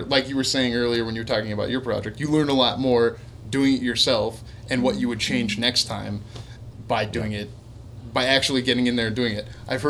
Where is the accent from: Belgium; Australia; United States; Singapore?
United States; Midwest; I mean, we're from the Midwest.